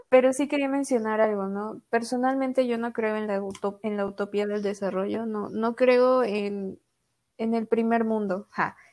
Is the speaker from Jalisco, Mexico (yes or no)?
no; Coatepec, Veracruz, Mexico; also born or lived in Xalapa; yo nací en Jalapa, pero toda mi vida he vivido en Coatepec